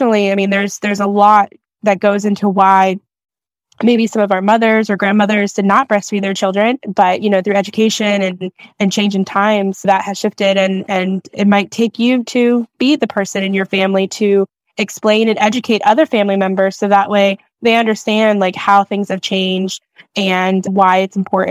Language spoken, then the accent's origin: English; Maryland, United States; I'm from Maryland